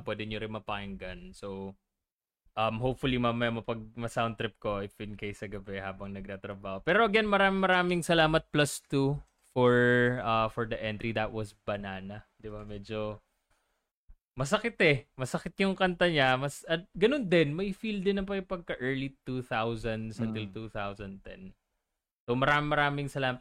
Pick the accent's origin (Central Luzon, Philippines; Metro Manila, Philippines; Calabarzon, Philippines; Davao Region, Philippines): Calabarzon, Philippines; Laguna; mga taga Laguna kasi kami